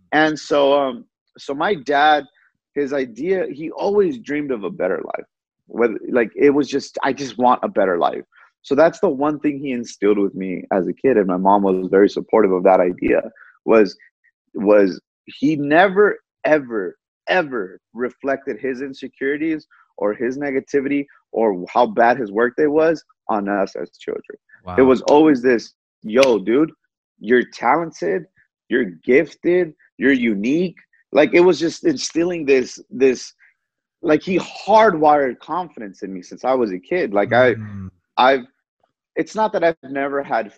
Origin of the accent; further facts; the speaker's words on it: United States; I'm American born. I was born okay, here in the States.